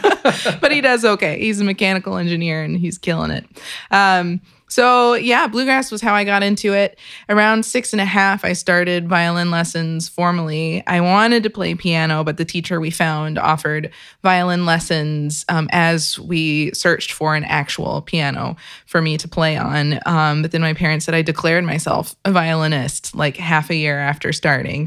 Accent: Kentucky, United States; I was born and raised in Kentucky.

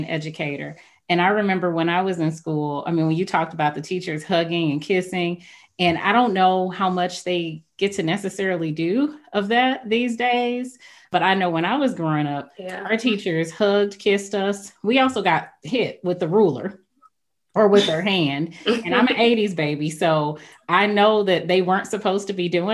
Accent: St. Louis, Missouri, United States; I grew up, and I'm from St. Louis, Missouri too, like you, Ms. Williams, but I grew up going to the St. Louis City public schools in North St. Louis

